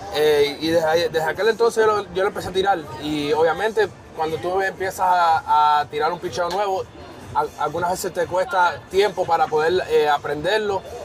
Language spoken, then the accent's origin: Spanish; Hialeah, Florida, United States; also born or lived in Cuba; Hialeah 305, que es de la ciudad que soy